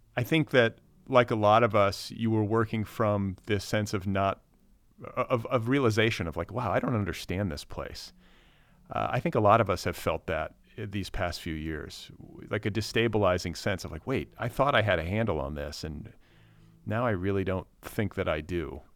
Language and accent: English; United States; as an American